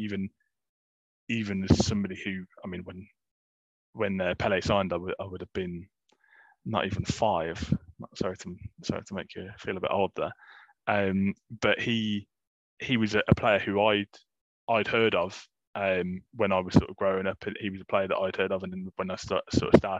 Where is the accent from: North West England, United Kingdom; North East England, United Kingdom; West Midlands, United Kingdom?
West Midlands, United Kingdom; Coventry; growing up in Coventry, for the majority of my life